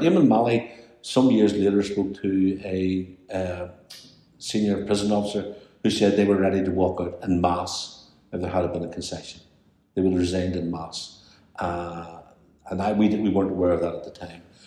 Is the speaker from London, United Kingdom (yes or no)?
no; Belfast, Northern Ireland, United Kingdom; I grew up in Corby Way with Greta Healy, his wife.